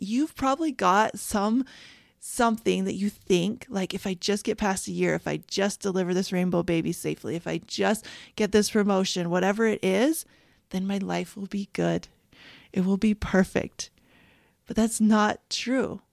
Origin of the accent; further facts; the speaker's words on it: Canada; moved away; I grew up in Canada